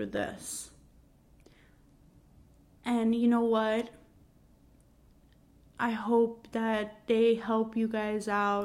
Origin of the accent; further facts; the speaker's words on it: New York City, New York, United States; I grew up in Queens, New York